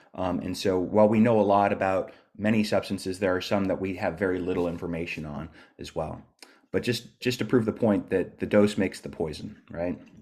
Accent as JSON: {"language": "English", "region": "California", "country": "United States", "moved": "as an adult", "lives_now": "Dunedin, New Zealand"}